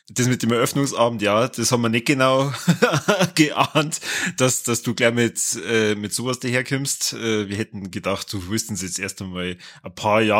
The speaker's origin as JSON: {"language": "German", "town": "Regensburg", "region": "Bavaria", "country": "Germany", "tie": "born or raised there", "said": "froh, dass ich gebürtiger Oberpfälzer bin."}